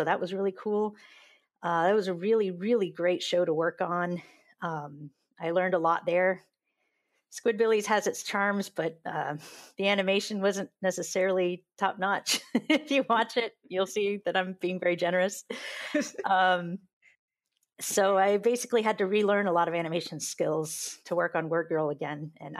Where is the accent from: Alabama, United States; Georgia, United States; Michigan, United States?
Georgia, United States; also born or lived in California; I was a military brat, so we moved around a little bit, but we settled down after I was about in the third grade, and we settled down in Georgia. So I grew up in the Deep South